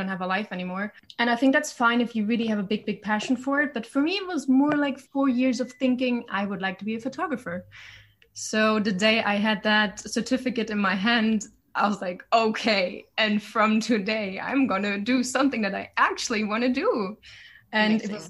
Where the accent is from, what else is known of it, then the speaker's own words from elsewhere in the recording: Germany; originally I'm from Germany, like a smaller city